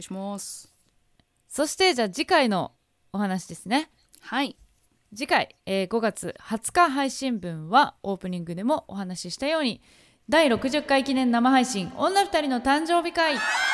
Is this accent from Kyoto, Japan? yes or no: no; Gifu, Japan; 私の地 元の岐阜